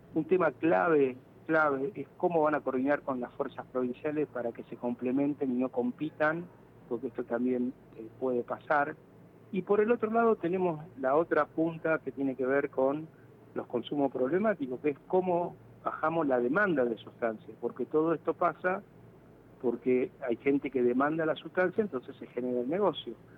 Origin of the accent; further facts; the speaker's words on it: Rosario, Santa Fe, Argentina; como rosarino